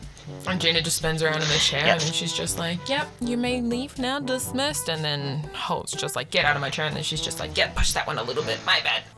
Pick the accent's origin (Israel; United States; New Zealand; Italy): New Zealand; I'm from New Zealand